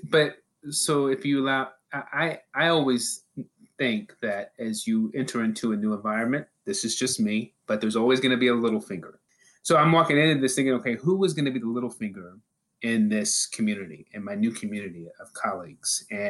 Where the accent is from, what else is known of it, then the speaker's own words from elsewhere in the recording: Norman, Oklahoma, United States; moved away; Well, originally I am from Oklahoma. And so I was born and raised in Norman, Oklahoma.